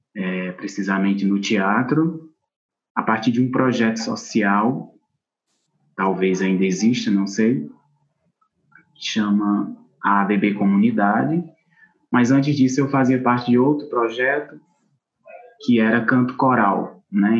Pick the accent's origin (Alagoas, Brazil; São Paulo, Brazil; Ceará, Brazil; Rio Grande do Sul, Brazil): Ceará, Brazil; Acopiara; moved away as an adult; now in Cariri, Brazil; eu sou da cidade de Acopiara, Ceará, na região centro-sul do estado